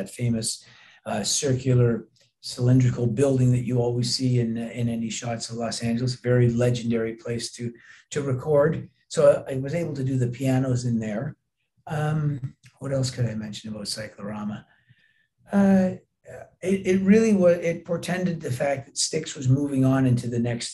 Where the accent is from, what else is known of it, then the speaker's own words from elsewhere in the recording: Canada; being Canadian, we share the same cultural background